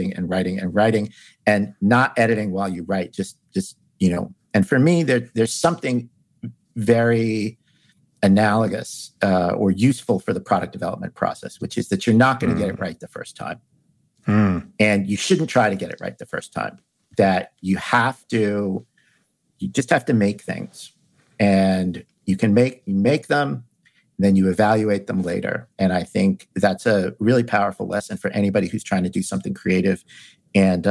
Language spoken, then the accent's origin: English; New York City, New York, United States; I grew up in New York City